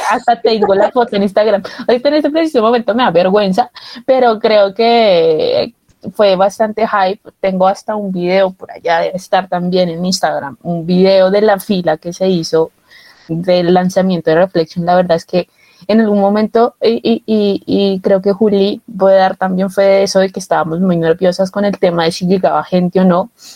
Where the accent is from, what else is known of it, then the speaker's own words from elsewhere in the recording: Bogotá, Colombia; yo soy de Bogotá